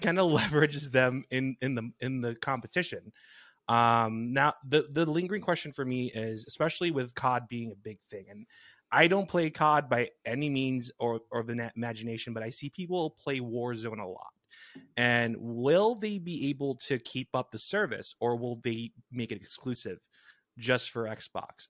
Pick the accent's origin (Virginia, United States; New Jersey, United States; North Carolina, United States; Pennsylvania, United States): New Jersey, United States; from my hometown back in Jersey